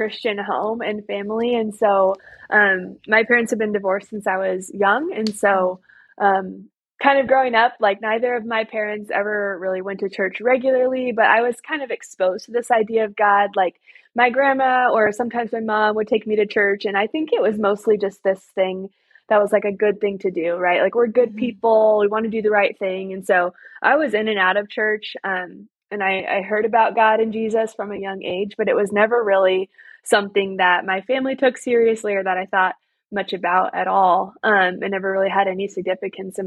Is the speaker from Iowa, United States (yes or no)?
yes; Iowa, United States; I was born and raised here in Iowa, and I've actually lived here most of my life